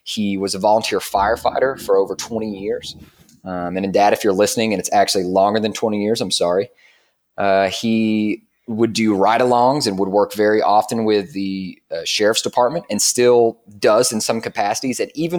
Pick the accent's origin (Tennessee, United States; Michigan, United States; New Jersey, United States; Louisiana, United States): Tennessee, United States; Dayton; Well, Dayton, Tennessee, I mean, I'm sure a lot of people that may be listening who grew up in a small town, they can definitely relate or at least understand.